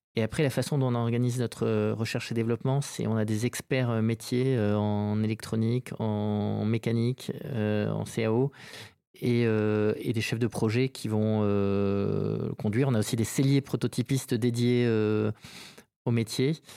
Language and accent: French; Saint-Jean-de-Luz, Nouvelle-Aquitaine, France; moved away as an adult; also born or lived in Bayonne / Paris / New York; je suis né à Bayonne et j'ai vécu toute mon enfance à Saint-Jean-de-Luz